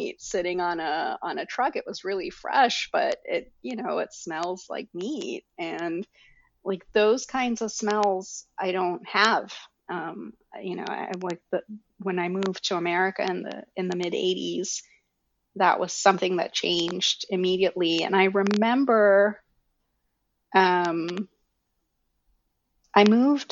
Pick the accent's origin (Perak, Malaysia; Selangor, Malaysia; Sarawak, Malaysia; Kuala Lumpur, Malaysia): Selangor, Malaysia; moved away; I grew up in Malaysia